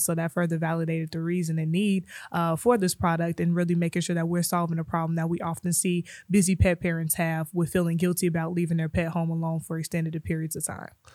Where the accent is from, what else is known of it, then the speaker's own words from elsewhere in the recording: Chicago, Illinois, United States; moved away as an adult; now in Kansas City, United States; I'm originally from Chicago.